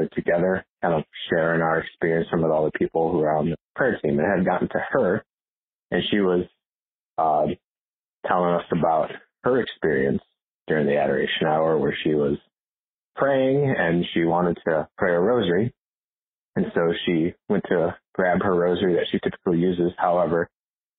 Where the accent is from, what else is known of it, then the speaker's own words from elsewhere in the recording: Northfield, Minnesota, United States; I hail from Northfield, Minnesota